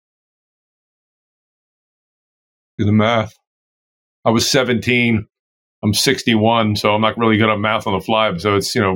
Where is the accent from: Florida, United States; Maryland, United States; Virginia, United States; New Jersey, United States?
Maryland, United States; Baltimore; I grew up in Baltimore, Maryland, East Coast